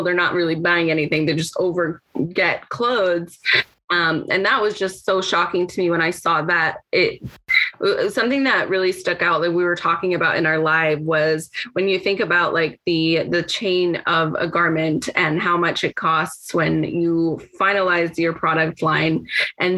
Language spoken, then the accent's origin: English; Mexico; moved away; when I grew up in Mexico in a very poverty heavy environment